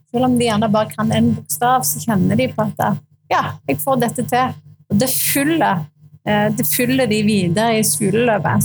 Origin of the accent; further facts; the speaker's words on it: Bryne, Rogaland, Norway; Jeg kommer fra Bryne